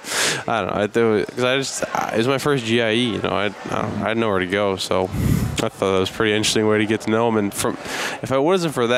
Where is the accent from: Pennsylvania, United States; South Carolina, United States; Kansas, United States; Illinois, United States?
Illinois, United States; I'm really from Illinois